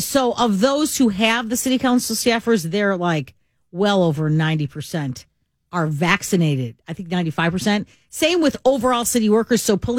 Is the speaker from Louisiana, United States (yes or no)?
no; Chicago, Illinois, United States; growing up in Chicago